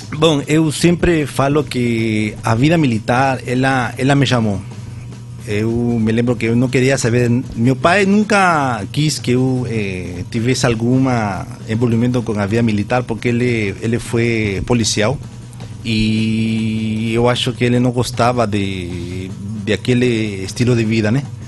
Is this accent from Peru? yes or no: yes; Peru; Portuguese is a second language; moved away as an adult; now in Vitória de Santo Antão, Brazil; Eu nasci lá no, no Peru, eu tenho atualmente 45 anos eu cresci